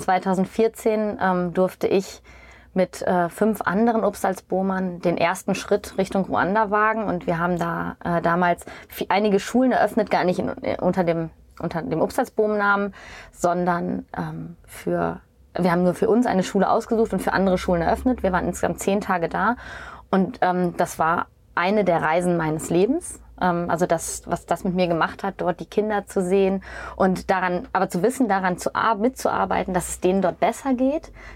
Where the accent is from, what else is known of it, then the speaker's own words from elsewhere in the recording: East Frisia, Lower Saxony, Germany; also born or lived in Essen / Norderney / Düsseldorf; ich als Ostfriesin